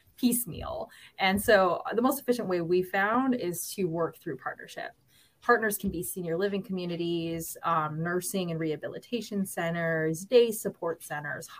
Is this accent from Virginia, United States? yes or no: yes; Norfolk, Virginia, United States; I'm from Norfolk. So I live in Norfolk